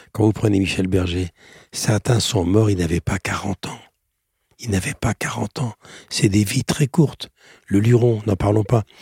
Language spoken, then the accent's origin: French; Romania; car je viens des, des brumes des Carpates près de la frontière ukrainienne je viens de Roumanie.